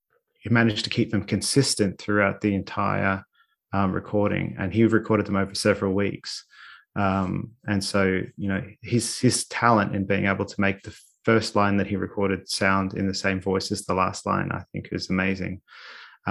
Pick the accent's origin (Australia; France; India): Australia; my experience was growing up in Australia